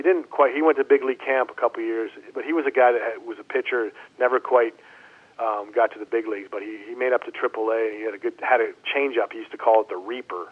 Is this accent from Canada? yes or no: yes; Canada; moved away as an adult; I grew up in Canada.